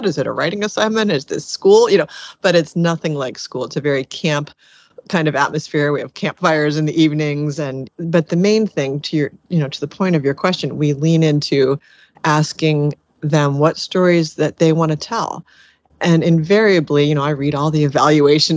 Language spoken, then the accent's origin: English; Annapolis, Maryland, United States; a small nonprofit here in my hometown of Annapolis, Maryland